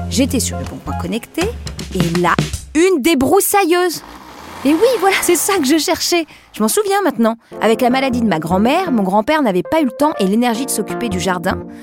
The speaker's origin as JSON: {"language": "French", "town": "Larmor-Plage", "region": "Brittany", "country": "France", "tie": "born or raised there", "lives_now": "Paris, France", "said": "aujourd'hui à Paris, mais j'ai grandi dans le Morbihan, à côté de l'océan, dans une petite ville côtière de 8000 habitants, l'Armor Plage."}